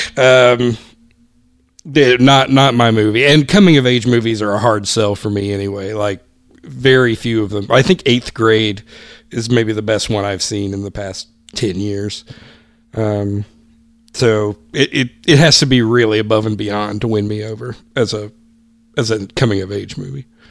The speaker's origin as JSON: {"language": "English", "town": "Greenville", "region": "South Carolina", "country": "United States", "tie": "born or raised there", "said": "my hometown newspaper, Greenville News"}